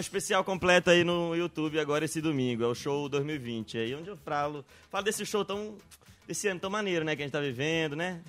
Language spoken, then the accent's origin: Portuguese; Belém, Pará, Brazil; eu sou de Belém, ver o peso.